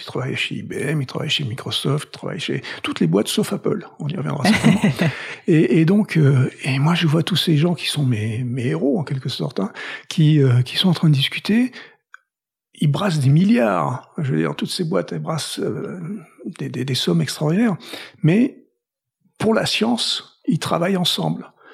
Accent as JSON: {"language": "French", "town": "Toulouse", "region": "Occitania", "country": "France", "tie": "born or raised there", "also_born_or_lived": "Paris / Boston", "moved": "as an adult", "lives_now": "United States", "said": "je viens de Toulouse, donc je suis toulousain. J'ai vécu première partie de ma vie là-bas"}